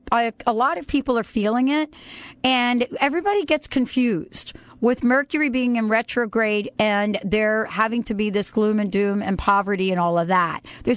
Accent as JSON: {"language": "English", "region": "New York", "country": "United States", "said": "because I'm from New York"}